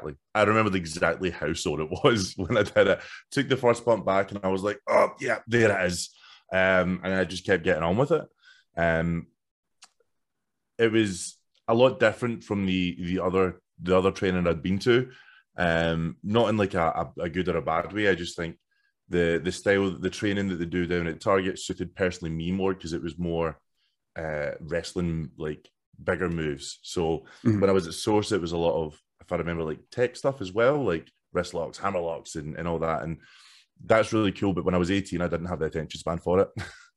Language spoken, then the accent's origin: English; Scotland, United Kingdom; Like I'm from Silcoach, so the only other what became a huge deal was Gredo. I grew up like 2 minutes away from Gredo, effectively.